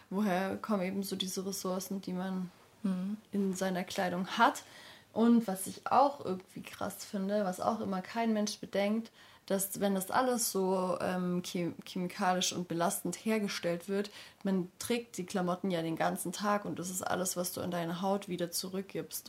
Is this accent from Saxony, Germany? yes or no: no; area around Stuttgart, Baden-Württemberg, Germany; Also ich komme aus der Ecke von Stuttgart